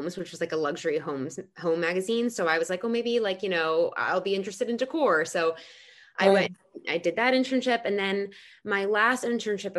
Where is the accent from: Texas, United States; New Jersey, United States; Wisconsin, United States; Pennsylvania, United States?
New Jersey, United States; I grew up in New Jersey